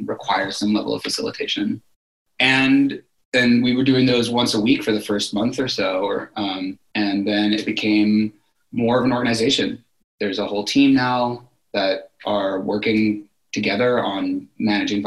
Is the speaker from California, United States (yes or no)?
yes; Berkeley, California, United States; also born or lived in New York; now in San Francisco, United States; I grew up in Berkeley, California, in the Bay Area.